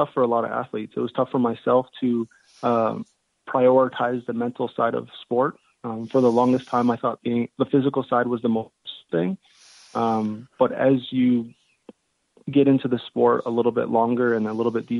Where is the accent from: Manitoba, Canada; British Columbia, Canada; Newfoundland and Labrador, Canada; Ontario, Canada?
Ontario, Canada; London; London, Ontario, which is my hometown